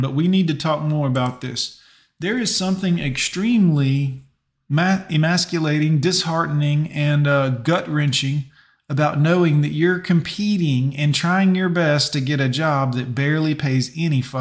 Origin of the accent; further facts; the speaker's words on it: Fort Lauderdale, Florida, United States; I grew up in Fort Lauderdale, Florida, went to Stranahan High